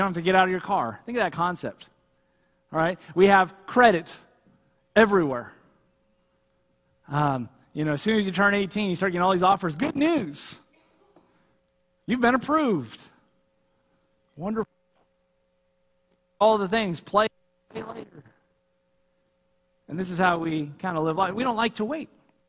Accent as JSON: {"language": "English", "region": "California", "country": "United States", "said": "I remember when I first came up here in the Army, I came from Southern California, and no one is in any kind of hurry here."}